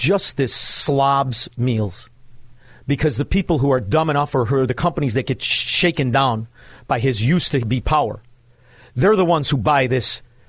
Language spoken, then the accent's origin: English; Chicago, Illinois, United States; You see, I speak swindler scum. I'm from Chicago. I know how to speak it.